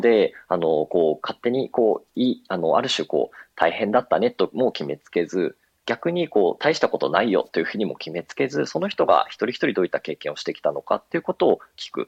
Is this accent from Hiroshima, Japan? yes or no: no; Nagoya, Aichi, Japan; moved away as an adult; now in Tokyo, Japan; 私あの、名古屋出身で東京に上京してるんですけれども